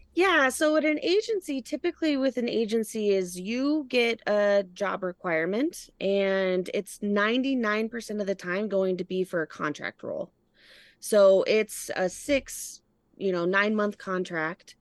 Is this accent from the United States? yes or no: yes; Colorado, United States; moved away as an adult; also born or lived in Wyoming / Los Angeles, California / San Diego, California; I grew up in Colorado